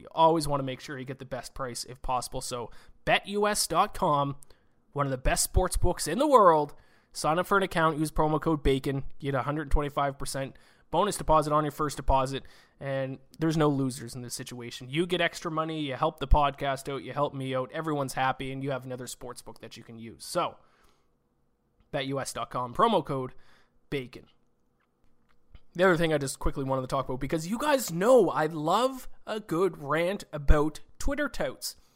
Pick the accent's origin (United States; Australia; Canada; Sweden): Canada; also born or lived in Nova Scotia; me being Canadian, uh, living out in Nova Scotia on the East Coast here